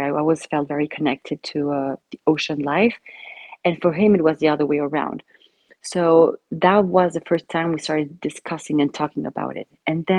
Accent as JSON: {"language": "English", "country": "Argentina", "moved": "yes", "lives_now": "Belgium", "said": "I'm from Argentina, but I've been living in Belgium for quite some years now, I think 10 years already, if not more."}